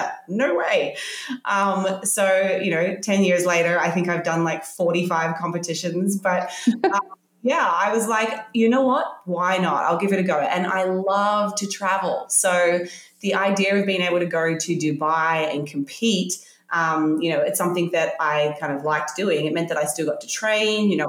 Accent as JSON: {"language": "English", "country": "Australia", "tie": "born or raised there", "said": "I grew up in Australia"}